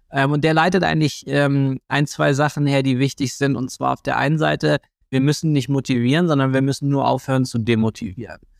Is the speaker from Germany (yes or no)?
yes; Germany; und außerdem sind wir Deutsche, wir finden eh alles doof.